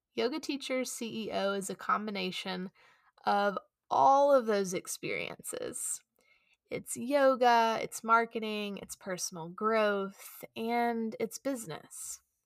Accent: Chattanooga, Tennessee, United States; I returned back to my hometown here in Chattanooga

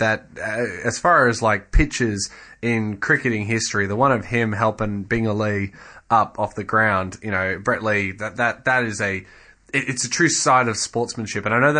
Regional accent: Australia; as an Australian.

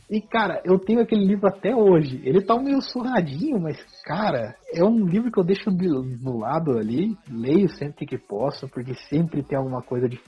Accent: Curitiba, Paraná, Brazil; vindo do interior. Apesar que eu nasci em Curitiba

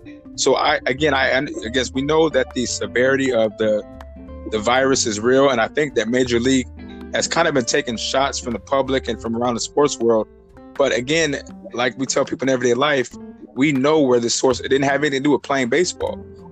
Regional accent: Omaha, Nebraska, United States; Me growing up in Omaha, I was around for 3 national championships.

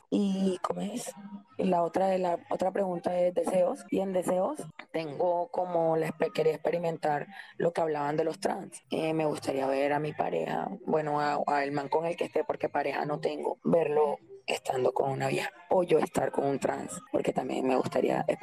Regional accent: Santa Marta, Magdalena, Colombia; Yo soy de Santa Marta.

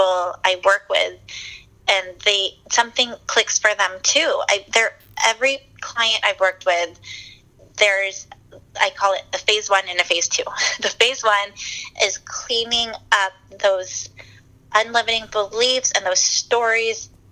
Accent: San Diego, California, United States; moved away; also born or lived in Washington, D.C.; I'm from San Diego, born and raised

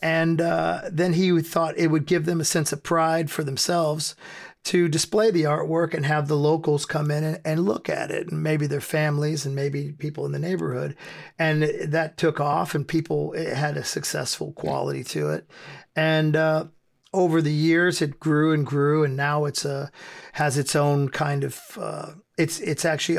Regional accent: United States; I grew up in America, and in 1988, there was the PMRC, which was conservative group of wives of politicians who took it upon themselves to be the moral police of America.

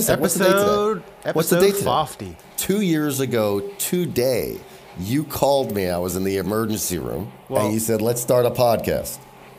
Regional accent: East Coast, United States; now in West Coast, United States; I'm from the East Coast.

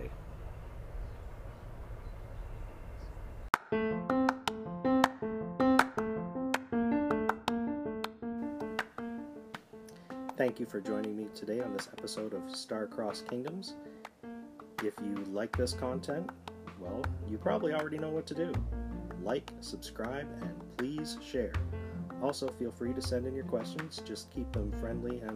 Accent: Canada; as a Canadian

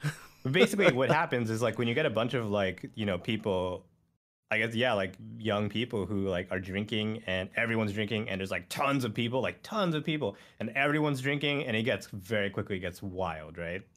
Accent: Canada; born or raised there

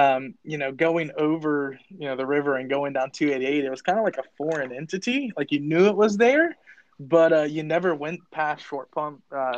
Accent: Mechanicsville, Virginia, United States; now in Midlothian, United States; I didn't say Mechanicsville, Virginia. I always said Richmond.

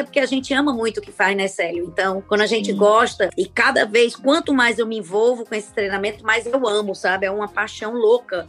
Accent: Fortaleza, Ceará, Brazil; eu sou de Fortaleza

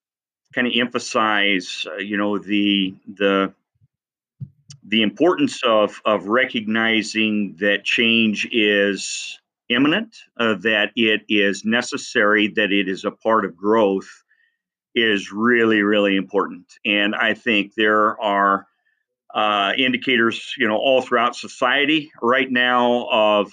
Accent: Columbus Junction, Iowa, United States; moved away as an adult; also born or lived in Cedar Rapids / Council Bluffs; left my hometown of Columbus Junction

